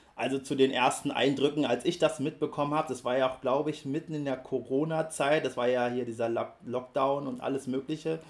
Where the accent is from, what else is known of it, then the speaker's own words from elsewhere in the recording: Berlin, Germany; Ich bin ja in Berlin aufgewachsen und ich komme aus dem Jahre 88